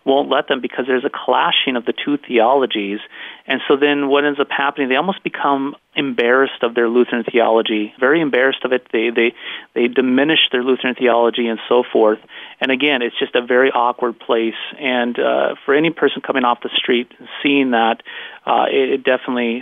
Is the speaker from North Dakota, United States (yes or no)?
yes; North Dakota, United States; accent: North Dakota Canadian; moved away as an adult; also born or lived in Los Angeles area, California; I'm a North Dakota boy, and I grew up right on the Canadian border